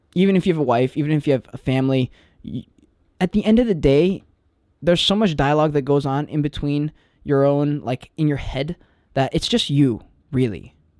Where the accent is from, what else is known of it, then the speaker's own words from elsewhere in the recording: Charleston, South Carolina, United States; I'm living in Charleston, my hometown